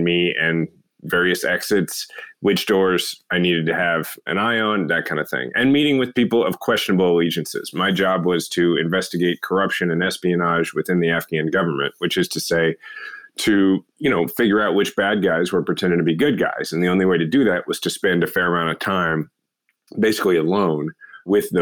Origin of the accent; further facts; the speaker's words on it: Kansas City, Missouri, United States; my hometown, Kansas City